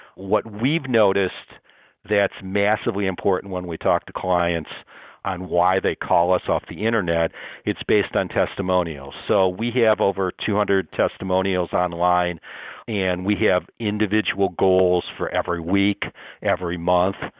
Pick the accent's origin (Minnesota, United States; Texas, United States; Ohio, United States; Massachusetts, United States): Ohio, United States; Toledo; I grew up in Toledo, Ohio